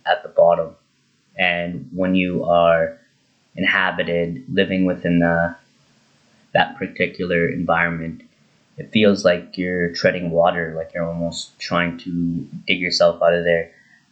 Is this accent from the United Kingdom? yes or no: no; Drayton Valley, Alberta, Canada; my local paper in Drayton Valley, my hometown